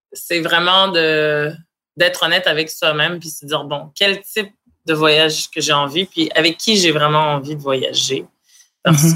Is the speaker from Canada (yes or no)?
yes; Montreal, Quebec, Canada; je viens de Montréal